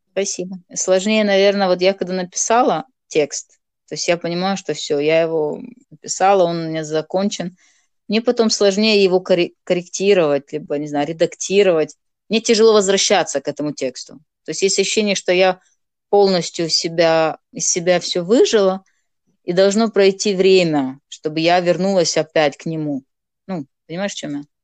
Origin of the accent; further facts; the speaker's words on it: Moldova; first language Gagauz; Russian is a second language; moved away as an adult; now in Kharkiv, Ukraine; я живу в Харькове, на Украине, замуж здесь вышла, шестой год Э, но сама я из Молдовы.